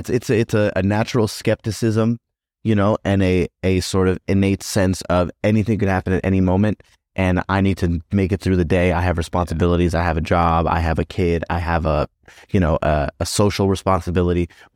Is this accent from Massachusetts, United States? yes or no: no; Tennessee, United States; You're not thinking like, oh, this is so different from growing up in Tennessee.